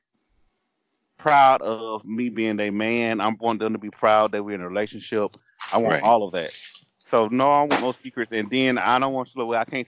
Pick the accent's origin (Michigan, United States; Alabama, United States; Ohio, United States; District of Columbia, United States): Alabama, United States; I grew up in Alabama, and I grew up around drag queens.